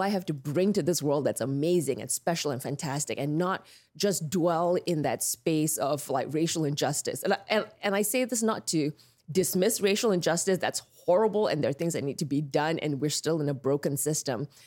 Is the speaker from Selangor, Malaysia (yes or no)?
yes; Petaling Jaya, Selangor, Malaysia; moved away as an adult; now in United States; I grew up in Malaysia in this town called Petaling Jaya